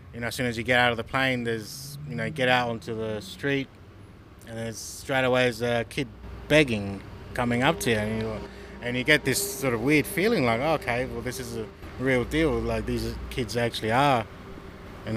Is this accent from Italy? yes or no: no; El Salvador; now in Australia; Originally, I'm from El Salvador